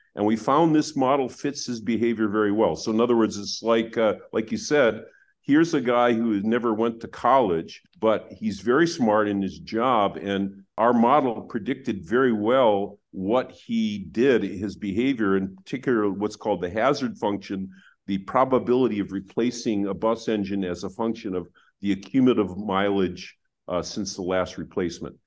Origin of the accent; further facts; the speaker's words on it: Wisconsin, United States; I grew up in Wisconsin